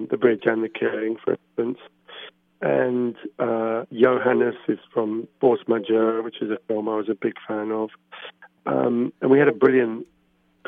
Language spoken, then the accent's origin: English; England, United Kingdom; as an English person going to Norway